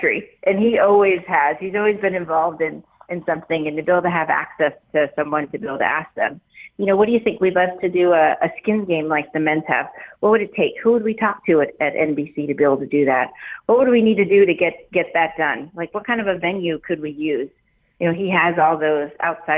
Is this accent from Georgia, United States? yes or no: no; Sacramento, California, United States; Sacramento, in my hometown